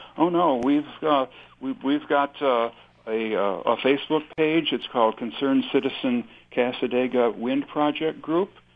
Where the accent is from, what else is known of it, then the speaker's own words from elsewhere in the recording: Chautauqua County, New York, United States; I'm from Chautauqua County